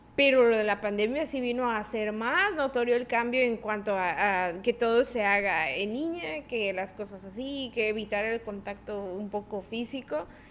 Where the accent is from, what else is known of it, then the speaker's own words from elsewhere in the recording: Tabasco, Mexico; porque somos tabasqueños